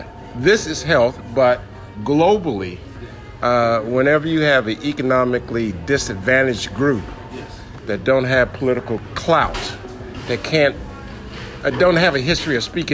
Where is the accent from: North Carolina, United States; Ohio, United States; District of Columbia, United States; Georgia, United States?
District of Columbia, United States; Washington; I grew up in River Terrace, not far from the Pepco power plant.